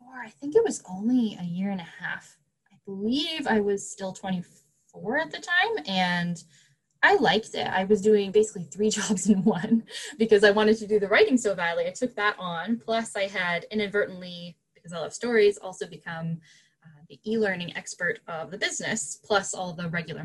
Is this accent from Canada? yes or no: yes; Canada; I'm Canadian